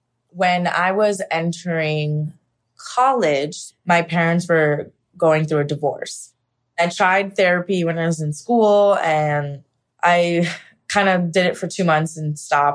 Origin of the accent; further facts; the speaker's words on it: Pennsylvania, United States; moved away as an adult; now in New York City, United States; Puerto Rican and Cuban, but I was raised Puerto Rican and Ecuadorian. I am originally from Pennsylvania. I moved to New York City about 10 years ago for school, and then I ended up loving it and stayed here.